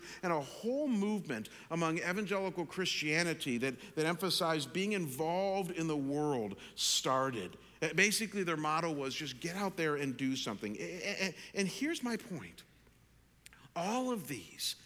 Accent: Chagrin Falls, Ohio, United States; now in Arizona, United States; Chagrin Falls, my hometown

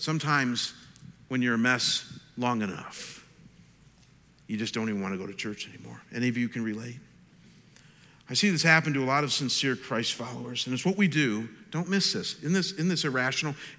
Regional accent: Chagrin Falls, Ohio, United States; moved away as an adult; my hometown of Chagrin Falls, Ohio.

